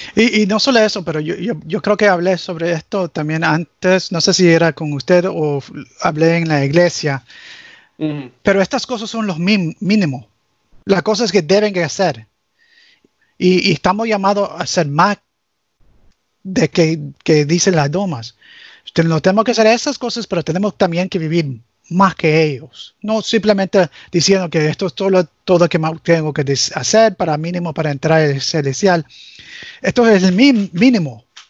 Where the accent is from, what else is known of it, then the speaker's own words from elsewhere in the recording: United States; first language English; Spanish is a second language; also born or lived in Nicaragua; Crecí en este país, aprendí mi español con los cubanos